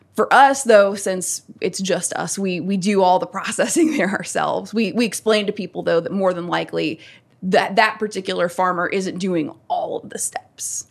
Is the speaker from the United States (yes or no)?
yes; Natural Bridge Station, Virginia, United States; moved away as an adult; now in Staunton, United States; I am from Rockbridge County, Virginia, specifically Natural Bridge Station